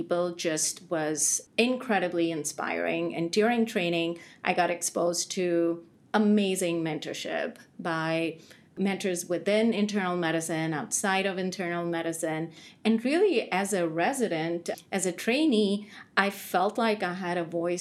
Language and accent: English; India; moved away as an adult; now in United States; I grew up most of my earlier life, first two decades, so I grew up in India